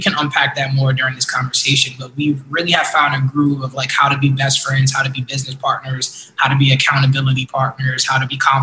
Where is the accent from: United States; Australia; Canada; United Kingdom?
United States; New York City, New York; We were both born and raised in East New York, Brooklyn